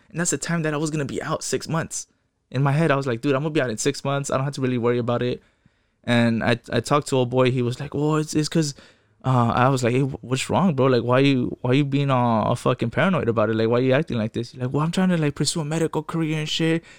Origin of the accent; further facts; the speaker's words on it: Fontana, California, United States; first language Spanish; English is a second language; also born or lived in West Covina, California; I was born in West Covina, L A County, but I, I grew up in the I E, you know, in an empire